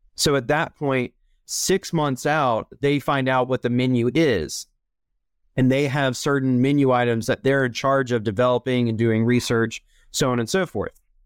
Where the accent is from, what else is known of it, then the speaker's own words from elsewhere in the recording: Charlotte, North Carolina, United States; I am originally from Charlotte, North Carolina, which is definitely the exception, not the rule. When I was born here